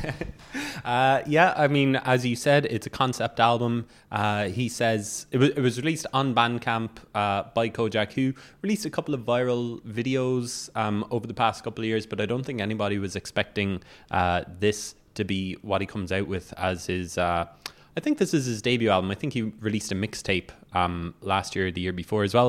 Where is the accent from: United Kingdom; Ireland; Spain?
Ireland; Cork, Munster; I'm from Cork